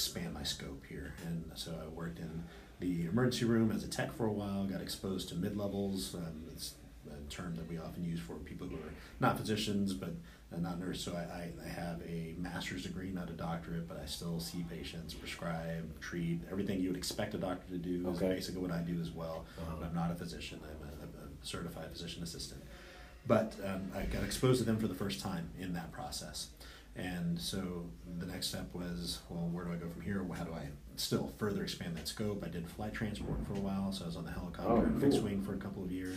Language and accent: English; Odessa, Texas, United States; moved away; Grew up in Odessa, so West Texas